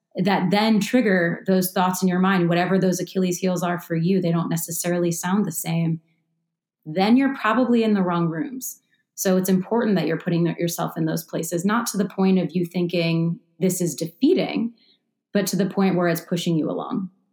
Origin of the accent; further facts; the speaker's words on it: Baltimore, Maryland, United States; being 18 when I grew up in Baltimore and going to the 18 and up clubs